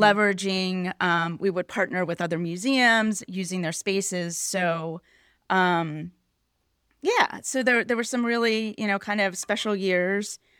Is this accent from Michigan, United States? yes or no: no; Pittsburgh, Pennsylvania, United States; moved away; I grew up in Pittsburgh.